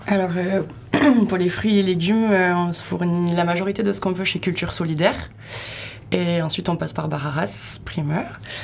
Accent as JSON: {"language": "French", "town": "Pau", "region": "Nouvelle-Aquitaine", "country": "France", "tie": "born or raised there", "lives_now": "Hossegor, France", "said": "j'ai grandi à Pau et j'ai passé tous mes étés ici"}